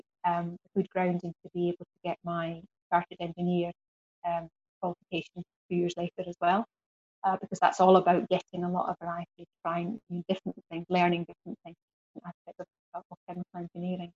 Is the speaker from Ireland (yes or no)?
no; the Highlands, Scotland, United Kingdom; moved away as an adult; also born or lived in Glasgow / Cumbria; growing up in the Highlands and then moving to Glasgow, moving to London is quite a big step at 21.